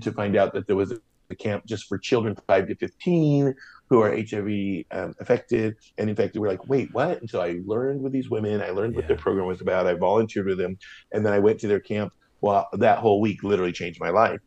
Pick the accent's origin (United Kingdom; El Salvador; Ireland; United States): United States; Portland, Oregon; also born or lived in Santa Monica, California / Venice, Los Angeles, California; growing up in Portland